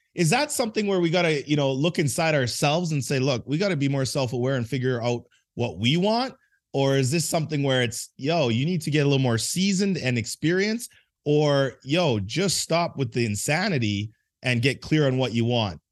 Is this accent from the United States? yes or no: no; Edmonton, Alberta, Canada; moved away; I grew up in a place called Edmonton, Alberta, Canada